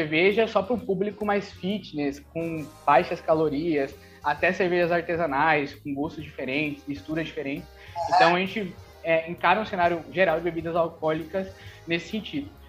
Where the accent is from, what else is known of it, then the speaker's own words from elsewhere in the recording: São Paulo, Brazil; now in Salvador, Brazil; Eu moro aqui faz cinco anos, na verdade eu sou de São Paulo, mas vim para ah. cá fazer, fazer faculdade